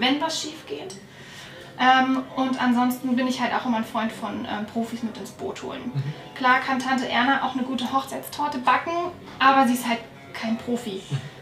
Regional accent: Northern Germany, Germany; moved away as an adult; now in Allgäu, Germany; wie man wahrscheinlich hören kann, komme ich nicht aus Bayern, sondern äh, aus Norddeutschland

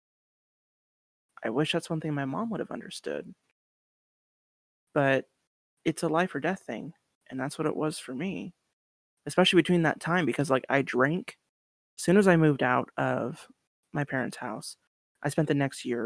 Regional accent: Spokane, Washington, United States; moved away; I'm from Eastern Washington, born and raised in Spokane.

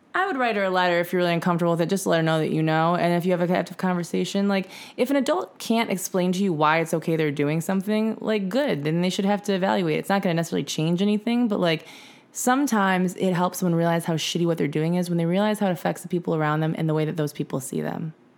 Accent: Michigan, United States; we're from Michigan

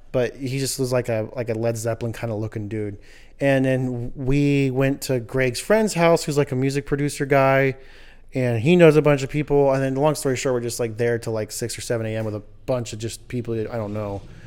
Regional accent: Los Angeles, California, United States; moved away; I'm originally from Los Angeles way, way, way back in the times of the days of the eighties and nineties

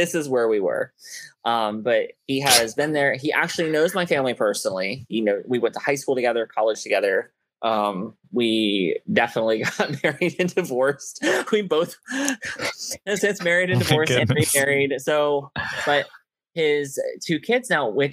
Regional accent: Fort Myers, Florida, United States; moved away; I grew up in Fort Myers, Florida

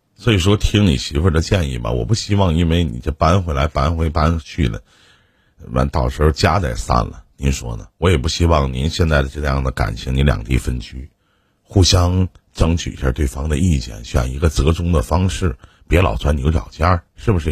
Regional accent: Northeast China, China; 在我们东北

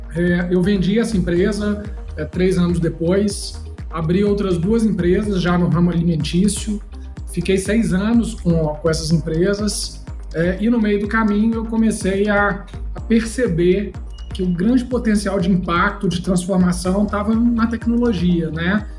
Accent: Brazil; a gente é brasileiro

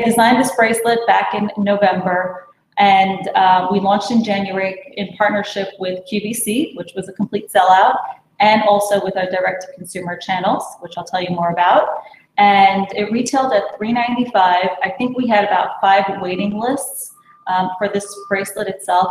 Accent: New York City, New York, United States; I was born and raised in Brooklyn

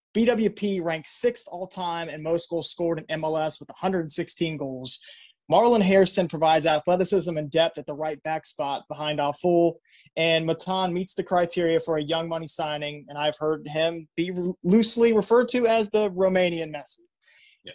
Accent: Columbus, Ohio, United States; I'm a kid from Columbus

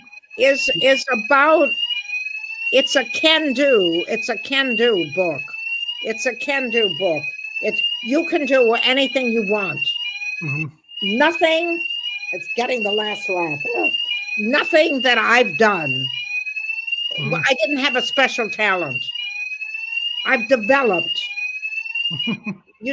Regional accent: Ohio, United States; now in England, United Kingdom; The Midwest, where we're from.

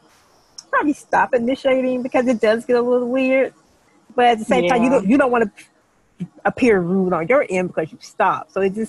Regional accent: the South, United States; I know for me as a Southerner

